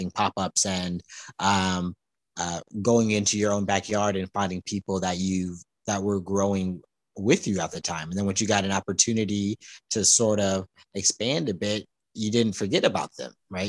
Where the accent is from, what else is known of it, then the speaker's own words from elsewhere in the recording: Palmdale, California, United States; now in Los Angeles, United States; my hometown is Palmdale, California, it's up north